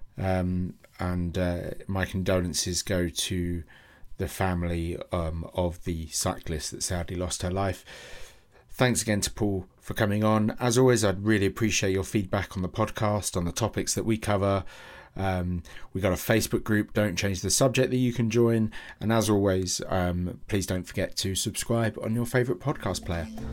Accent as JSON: {"language": "English", "region": "London", "country": "United Kingdom", "tie": "born or raised there", "said": "I grew up in London"}